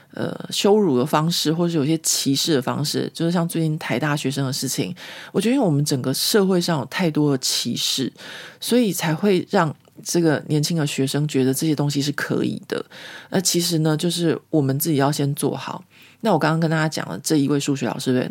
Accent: Taiwan; moved away as an adult; now in Paris, France; 在我在台湾成长的过程里面

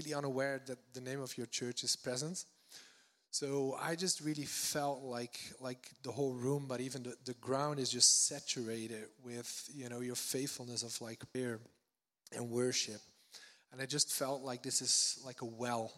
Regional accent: Netherlands; now in Redding, United States; I'm from the Netherlands originally

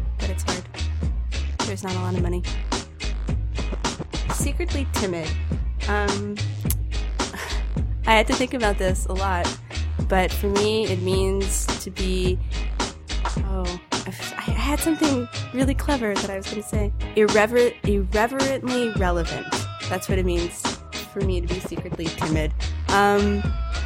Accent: Dallas, Texas, United States; also born or lived in Cyprus; I'm from Dallas, Texas. I was born here, but I'm Greek. I'm from Cyprus, but I live here now

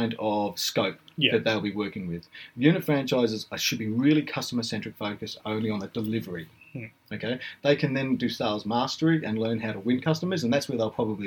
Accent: Blenheim, Marlborough, New Zealand; now in Australia; I'm actually a Kiwi. You know, I was born in Blenheim in New Zealand.

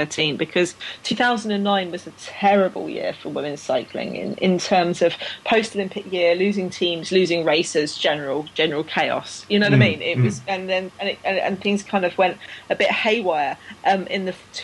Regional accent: United Kingdom; I'm British

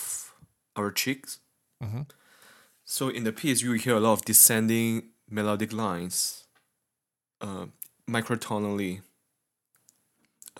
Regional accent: Malaysia; now in United States; I'm from Malaysia

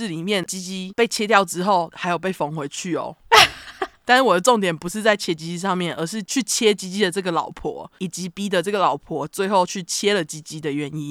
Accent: Taiwan; now in United States; 我们两个就是台湾人啊，我们只是住在美国，

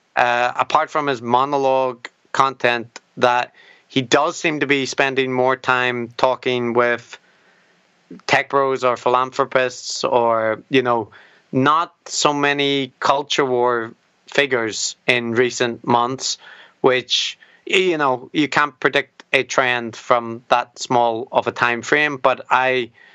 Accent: Northern Ireland, United Kingdom; as a Northern Irish person with a beard

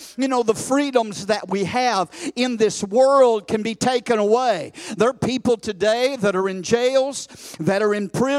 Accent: United States; I'm thankful today that I was born in America

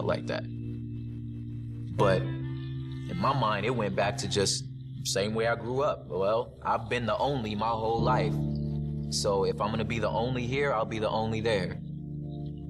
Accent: West Covina, California, United States; also born or lived in South Central Los Angeles; Even though I was born in South Central LA, my particular story starts 20 minutes outside of that in the San Gabriel Valley in West Covina, La Puente area. So I grew up in like an all Mexican, like super violent neighborhood.

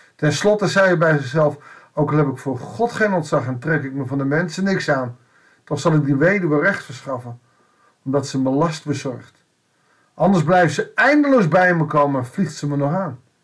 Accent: Netherlands; wij ook in Nederland of in het Rijke Westen, als Westeling, als Nederlanders, als christenen

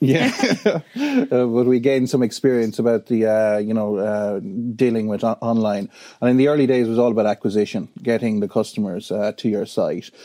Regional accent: Wexford, Leinster, Ireland; I'm from Wexford. Um, I'm very proud of being from Wexford.

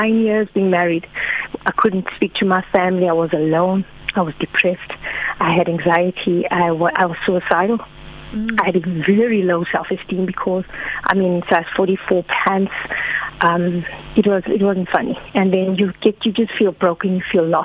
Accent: KwaZulu-Natal, South Africa; moved away as an adult; also born or lived in Eastern Cape; now in Cape Town, South Africa; I moved to Eastern Cape because I was from Natal

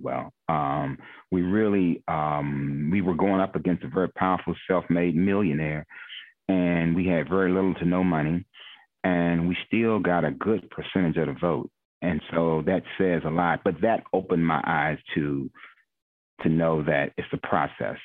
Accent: Glass Manor, Maryland, United States; I'm from Glass Manor, so when I say I'm prideful, you you know will always hear me refer back to Oxon Hill. we have a very strong alumni, very prideful, very prideful of, of growing up in Glass Manor

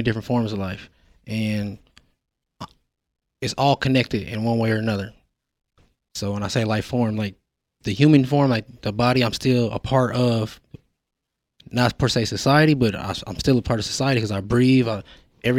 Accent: Denver, Colorado, United States; born and raised in Denver, Colorado

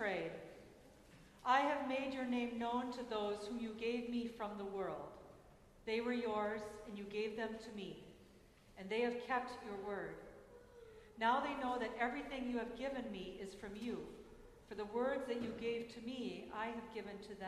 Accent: Minnesota, United States; my home state, Minnesota

